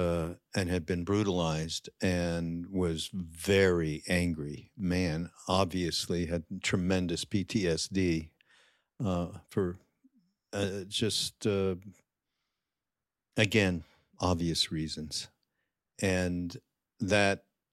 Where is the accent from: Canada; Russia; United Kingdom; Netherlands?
Canada; I grew up Jewish and I'm from Canada